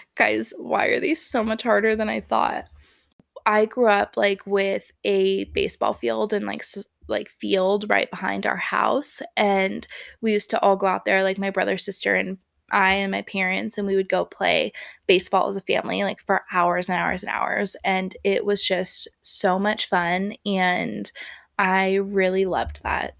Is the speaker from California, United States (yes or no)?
yes; Bay Area, California, United States; born or raised there; moved away as an adult; now in Montana, United States